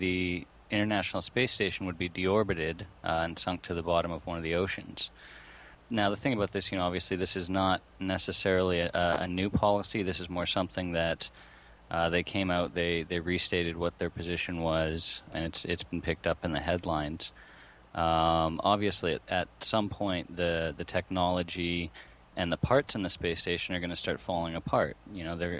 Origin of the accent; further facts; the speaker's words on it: Canada; We're both Canadian